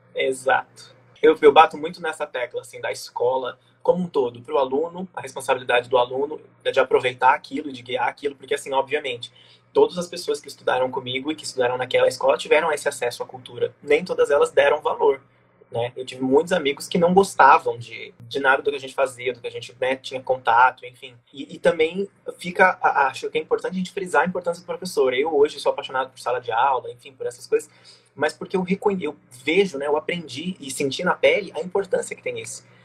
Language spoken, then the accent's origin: Portuguese; Jacutinga, Minas Gerais, Brazil; also born or lived in Pouso Alegre; eu sempre vivi em Jacutinga, mas eu nasci em Pouso Alegre